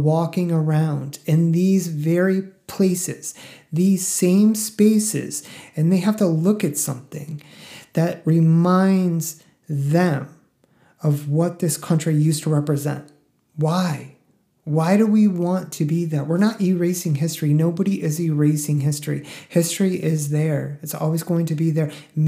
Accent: Northeast, United States; Like, I grew up in a WASPy family. Like, I'm from the Northeast, like I've said many, many times.

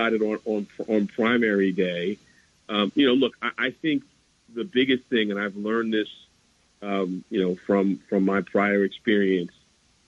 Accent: New York City, New York, United States; I grew up in Harlem during the mid-80s

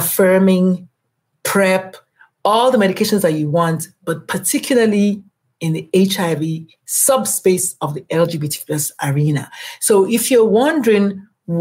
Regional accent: Nigeria; I am Nigerian

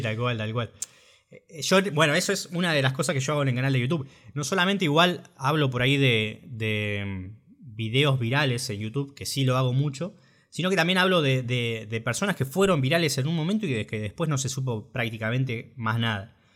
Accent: Junín, Buenos Aires Province, Argentina; moved away as an adult; now in La Plata, Argentina; yo en realidad soy de Junín, Junín, provincia de Buenos Aires. Bueno, me vine acá a La Plata a estudiar

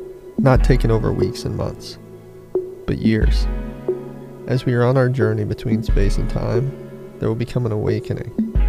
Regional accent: Midwest, United States; We had that thing in common where we're both from the Midwest, yeah. A small town, not a lot of things to do.

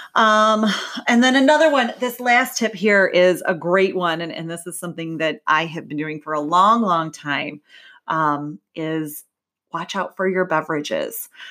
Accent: Midwest, United States; I'm from the Midwest, we say pop, maybe soda

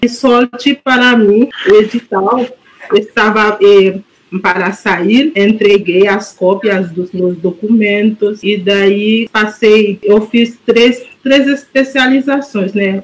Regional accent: Haiti; Portuguese is a second language; moved away as an adult; now in Porto Alegre, Brazil; Eu vim do Haiti, eu entrei em Porto Alegre em março de 2013

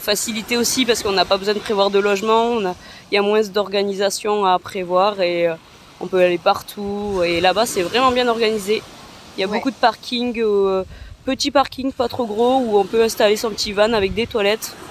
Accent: France; comme on vient de France

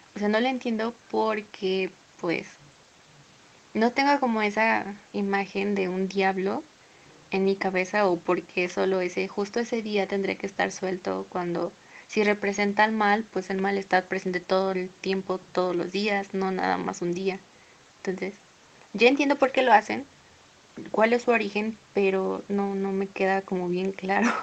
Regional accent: Morelos, Mexico; aquí el 28 de septiembre siempre se ponen como cruces de flores en las puertas y en las ventanas y yo no, yo crecí viendo a mis papás haciendo eso

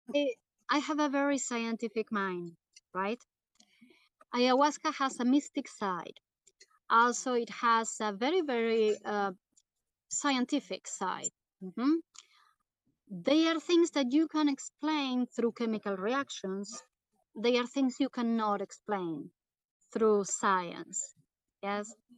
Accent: South Region, Brazil; moved away; I am from Brazil, the south of Brazil.

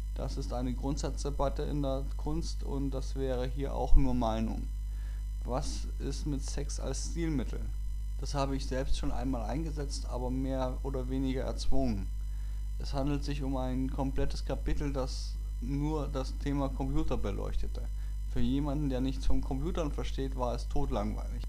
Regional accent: Germany; Als Deutscher

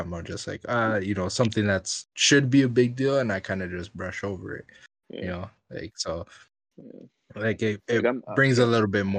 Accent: Orange County, California, United States; I grew up in Orange County, bro.

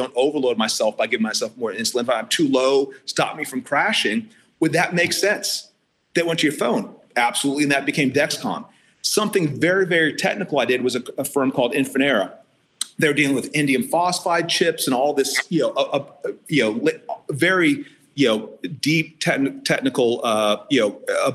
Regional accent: Ohio, United States; moved away as an adult; my home state

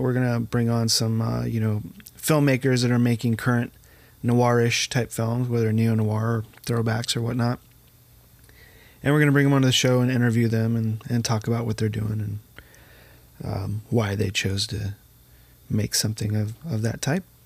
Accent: United States; I'm American

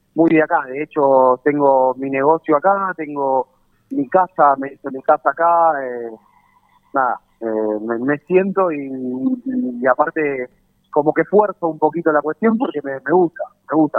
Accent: Lanús, Buenos Aires Province, Argentina; no nací acá, no, no me crié acá, soy de Lanús

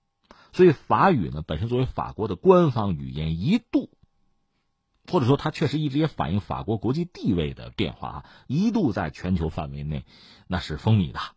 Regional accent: China; 我们中国人经常回忆起

